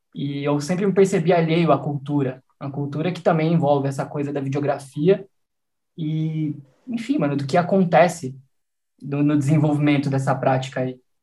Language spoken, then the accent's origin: Portuguese; Piracicaba, São Paulo, Brazil; eu cresci em Piracicaba